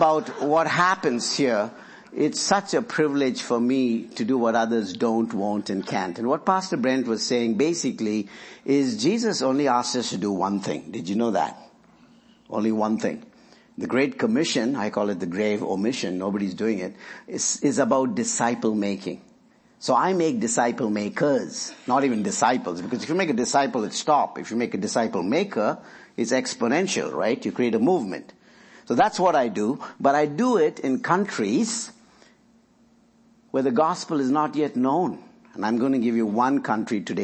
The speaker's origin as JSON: {"language": "English", "country": "India", "moved": "yes", "lives_now": "Lynchburg, United States", "said": "I work in India, where I'm from"}